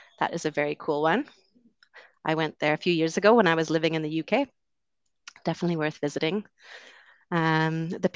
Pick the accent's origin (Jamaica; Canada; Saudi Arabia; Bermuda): Canada; West Coast of Canada; moved away as an adult; also born or lived in London, United Kingdom; I'm originally from Canada. I grew up on the West Coast.